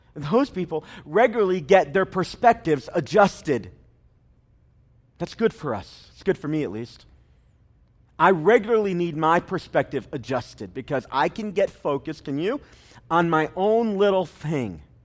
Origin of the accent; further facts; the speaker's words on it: United States; the opportunity to be born here